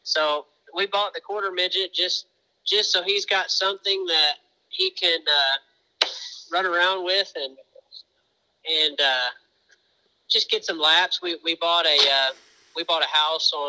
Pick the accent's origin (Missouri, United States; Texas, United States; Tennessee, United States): Missouri, United States; now in Indianapolis, United States; I'm from Missouri originally and live in Indy now